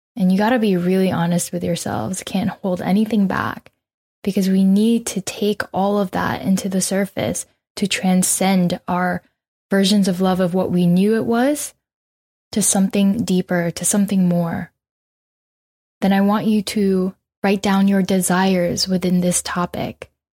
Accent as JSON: {"language": "English", "country": "Canada", "tie": "born or raised there", "also_born_or_lived": "Philippines", "said": "We immigrated from the Philippines to Canada eighteen years ago, and so I technically grew up here"}